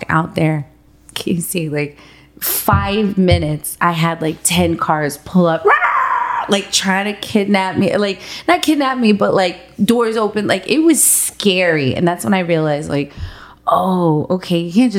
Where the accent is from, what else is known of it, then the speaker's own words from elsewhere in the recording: Miami, Florida, United States; I'm from Miami.